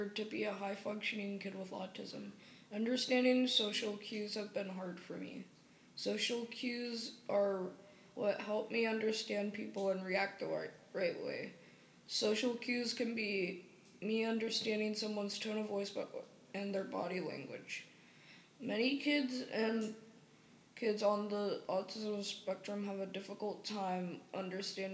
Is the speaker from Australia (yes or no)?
no; Sacramento, California, United States; I was born here in Sacramento.